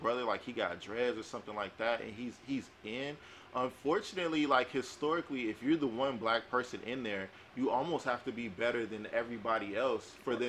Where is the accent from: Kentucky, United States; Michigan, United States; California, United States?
California, United States; Compton; I put on my address, I'm from Compton, they like, oh no.